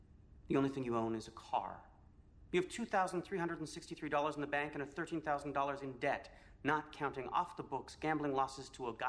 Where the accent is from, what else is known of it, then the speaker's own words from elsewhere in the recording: Canada; Well, ZPM. Sorry, I'm Canadian.